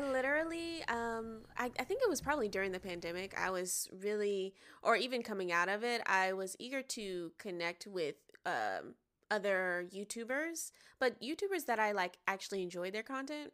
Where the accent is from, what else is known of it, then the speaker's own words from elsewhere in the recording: Atlanta, Georgia, United States; now in Los Angeles, United States; I'm from Atlanta, Georgia. I live in L A now